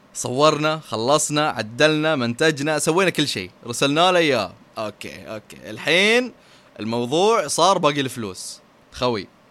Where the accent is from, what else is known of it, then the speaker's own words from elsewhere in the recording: Saudi Arabia; عندنا في السعوديه